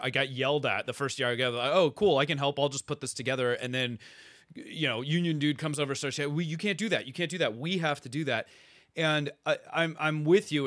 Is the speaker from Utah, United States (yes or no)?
no; Bay Area, near San Jose, California, United States; I grew up in the Bay Area, so like re- very close to San mm-hmm. Jose, Cupertino, Apple Central